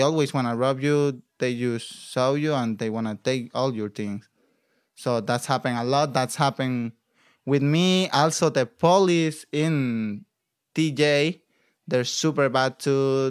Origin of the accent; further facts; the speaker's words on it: Acapulco, Guerrero, Mexico; English is a second language; moved away as an adult; now in California, United States; I'm from Acapulco, Mexico, like, by Guerrero State